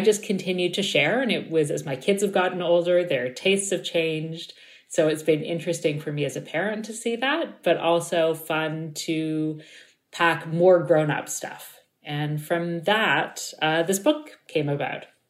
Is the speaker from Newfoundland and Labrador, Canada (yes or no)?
no; Toronto, Ontario, Canada; I grew up in Toronto